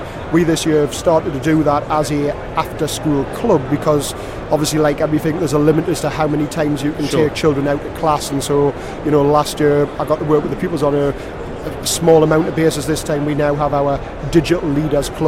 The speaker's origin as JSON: {"language": "English", "town": "Newcastle upon Tyne", "region": "North East England", "country": "United Kingdom", "tie": "born or raised there", "accent": "Newcastle", "lives_now": "Gateshead, United Kingdom", "said": "I was born in Newcastle. I do live in Gateshead now, but I was born in Newcastle"}